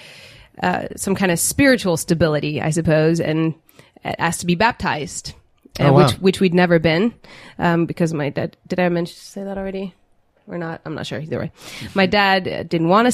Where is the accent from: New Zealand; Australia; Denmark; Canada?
Denmark; I was born and raised in Denmark, in Scandinavia, and I grew up in a non-religious home.